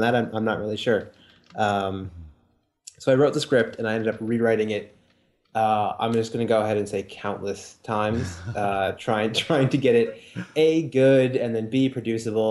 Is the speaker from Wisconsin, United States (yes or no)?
yes; Wisconsin, United States; moved away; also born or lived in New York; I'm from Wisconsin originally